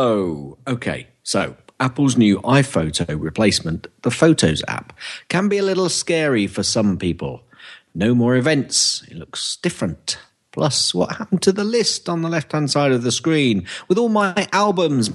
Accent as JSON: {"language": "English", "region": "London", "country": "United Kingdom", "said": "I'm from London, but I'm not actually a Cockney because you've got to be born within the sound of the Bow Bells officially."}